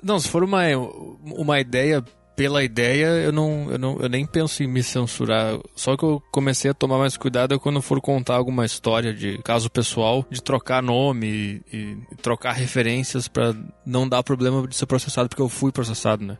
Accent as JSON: {"language": "Portuguese", "area": "Gaúcho", "region": "Rio Grande do Sul", "country": "Brazil", "accent": "gaúcho", "said": "é o meu sotaque de gaúcho"}